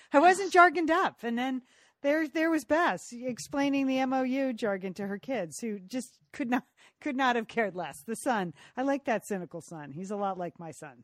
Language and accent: English; California, United States; as a Californian